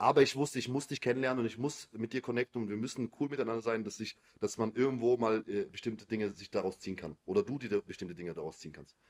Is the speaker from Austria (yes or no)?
no; Biberach an der Riss, Baden-Württemberg, Germany; ich komme aus Biberach, also es ist eher so eine kleinere Stadt